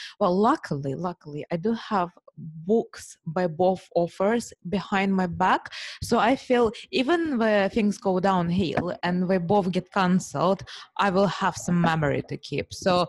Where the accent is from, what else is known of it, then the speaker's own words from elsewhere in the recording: United Kingdom; being superficial British woman, I only have heard about Milan Fashion Week.